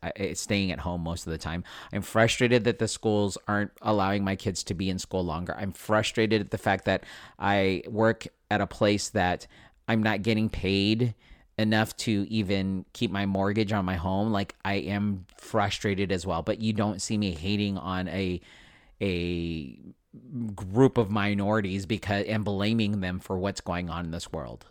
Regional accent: United States; I was born and raised here in America

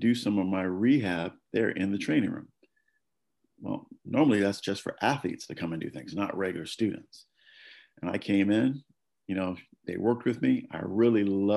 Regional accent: Jacksonville, North Carolina, United States; moved away as an adult; also born or lived in Wilmington, North Carolina / Miami; I'm originally from Jacksonville, North Carolina

